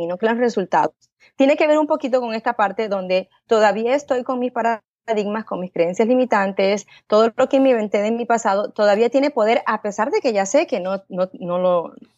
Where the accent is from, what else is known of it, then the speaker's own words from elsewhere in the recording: Panama; moved away as an adult; now in United States; yo pues de chiquita nací allá en Panamá, eh, de una manera bien humilde